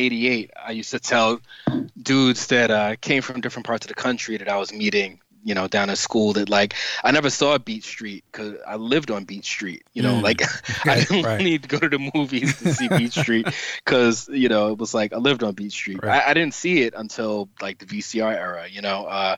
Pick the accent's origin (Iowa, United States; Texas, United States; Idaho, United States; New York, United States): New York, United States; New York City; I grew up in New York City, you know, and I grew up in the Bronx, actually.